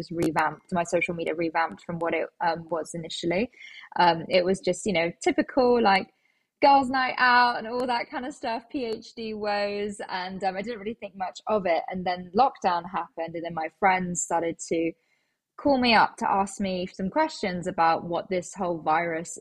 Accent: London, United Kingdom; I am actually a born and bred Londoner.

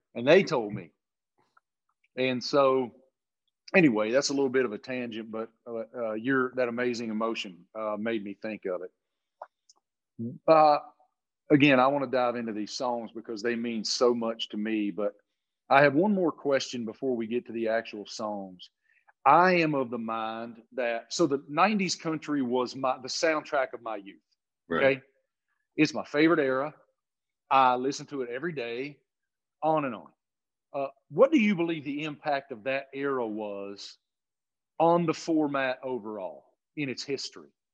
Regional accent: Appalachia, United States; I grew up in Appalachia

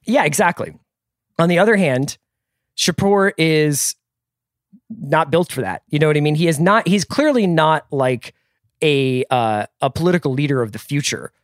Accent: United States; As an American office drone

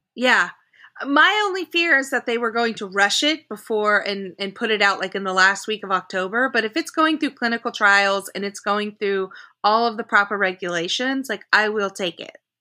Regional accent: Oklahoma, United States; I grew up in Oklahoma

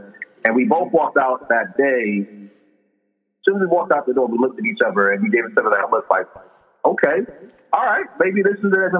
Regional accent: Maryland, United States; moved away as an adult; also born or lived in Sierra Leone / New York City, United States; now in Florida, United States; I was born in Sierra Leone, West Africa. Grew up in Maryland, right outside the Washington, D.C. area. Spent a lot of time in New York City, worked overseas before moving down here to Florida.

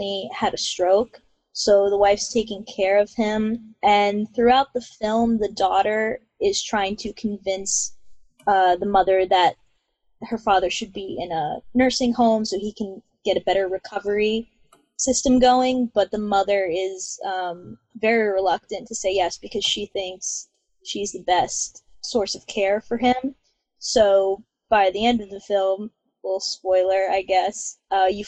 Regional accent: New York City, New York, United States; I'm from Staten Island, New York.

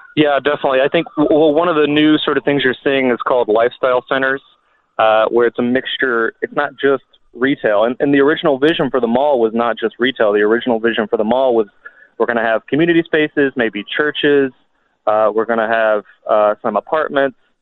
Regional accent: Kentucky, United States; when I was a kid growing up in Kentucky

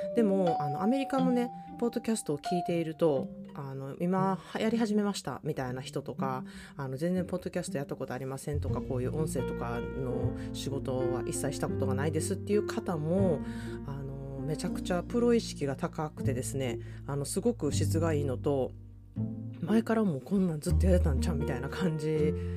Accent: Osaka, Japan; now in California, United States; 本来から大阪人

